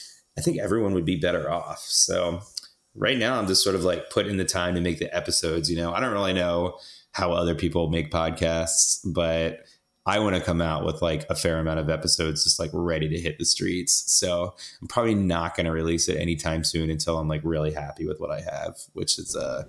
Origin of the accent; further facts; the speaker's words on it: the South, United States; now in New York City, United States; I'm from the South, so I like generally like going home and arguing about politics